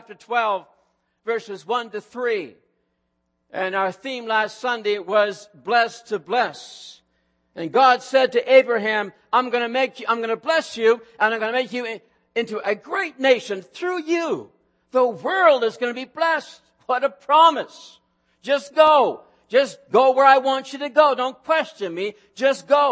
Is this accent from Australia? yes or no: no; Truro, Nova Scotia, Canada; moved away; I grew up in a Pentecostal movement. In fact, the name over the church doors on Walker Street in Truro, Nova Scotia was Calvary Pentecostal Church.